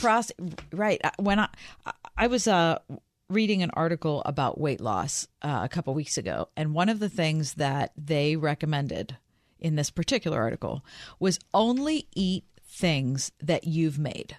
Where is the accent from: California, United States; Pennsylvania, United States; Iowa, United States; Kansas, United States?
Pennsylvania, United States; Pittsburgh; I'm from Pittsburgh